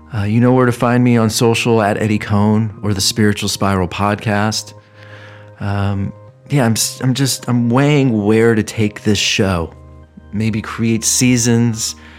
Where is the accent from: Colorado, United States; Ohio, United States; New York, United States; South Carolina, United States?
Ohio, United States; moved away; growing up in Ohio